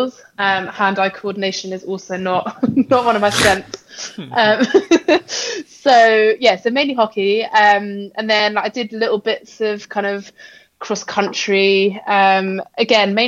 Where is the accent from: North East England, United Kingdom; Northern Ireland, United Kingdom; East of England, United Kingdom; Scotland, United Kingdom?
East of England, United Kingdom; Essex; also born or lived in Exeter; now in London, United Kingdom; So I'm currently living in London. I grew up in Essex, which is quite close to London